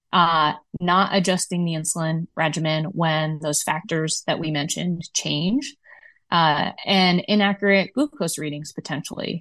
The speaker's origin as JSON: {"language": "English", "region": "Midwest", "country": "United States", "said": "as a Midwesterner"}